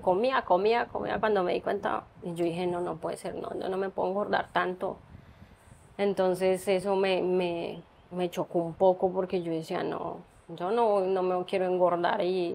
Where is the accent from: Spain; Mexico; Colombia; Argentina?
Colombia; moved away as an adult; toda la vida viví en Colombia